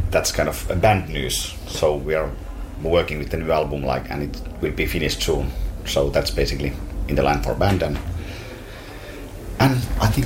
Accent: Finland; we are from Finland

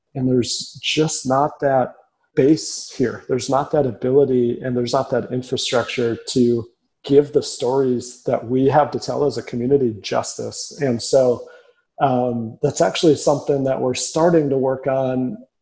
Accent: Minneapolis, Minnesota, United States; also born or lived in Lincoln, Nebraska / Chicago; now in Omaha, United States; I grew up in Minneapolis, a very prideful city in a very prideful state

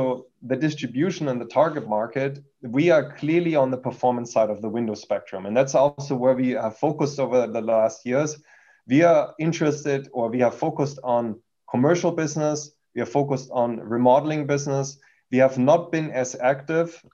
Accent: Germany; accent: German; English is a second language; moved away as an adult; now in United States; I've been originally born in Germany. You can hear that from my accent. Came to the US almost 20 years ago.

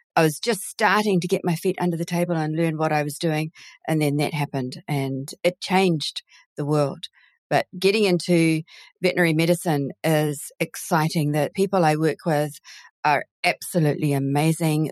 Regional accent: New Zealand; accent: Kiwi; also born or lived in United Kingdom; my parents decided to immigrate to New Zealand when they did, so that I can now call and I sound Kiwi

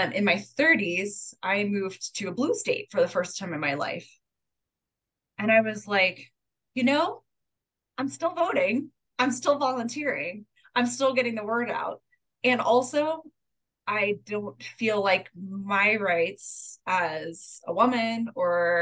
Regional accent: North Carolina, United States; moved away as an adult; also born or lived in Texas; I grew up in North Carolina, and then I lived in Texas for 10 years

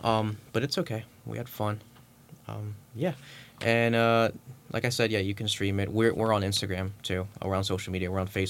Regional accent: Ventnor City, New Jersey, United States; I'm from Ventnor, New Jersey, which is a town right outside of Atlantic City.

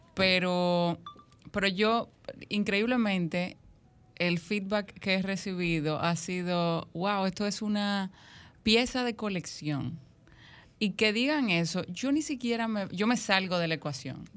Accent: Dominican Republic; nosotros como dominicanos

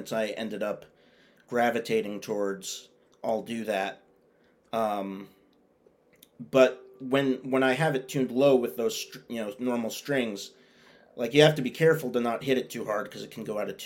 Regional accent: Boston, Massachusetts, United States; I was born here. I've never moved anywhere else.

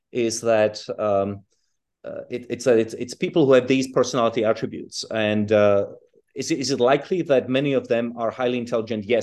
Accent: Czechia; English is a second language; also born or lived in South Africa / United Kingdom; I was born in Europe, but I I grew up in Czechoslovakia and in South Africa, and then in Britain.

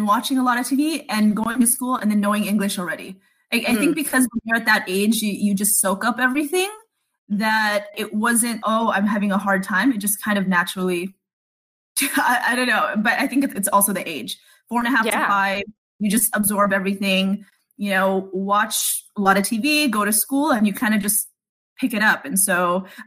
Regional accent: Los Angeles, California, United States; moved away as an adult; also born or lived in Philippines / Orange County; now in Miami, United States; I grew up in San Fernando Valley at the 818.

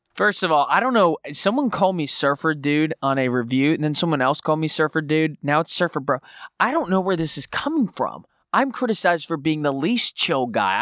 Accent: southwest Florida, United States; I'm from a small town in southwest Florida

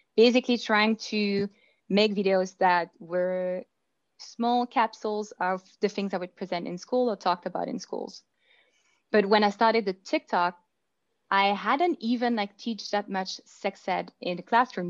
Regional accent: Belgium; moved away as an adult; now in Vancouver, Canada; I was born in Belgium. I moved here

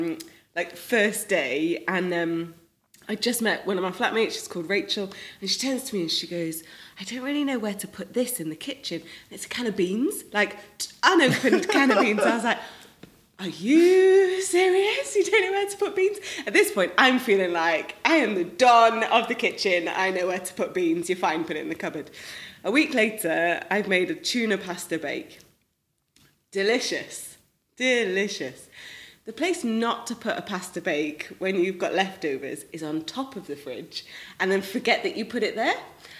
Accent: Manchester, North West England, United Kingdom; accent: northern; also born or lived in London; now in Cardiff, United Kingdom; I grew up in Manchester, right? Like, proper northern accent. Spent a few years in London, now live in Cardiff.

